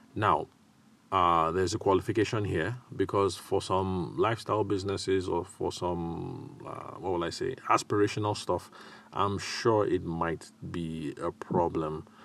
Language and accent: English; Nigeria; accent: Nigerian; my accent didn't betray that, um, I'm a Nigerian guy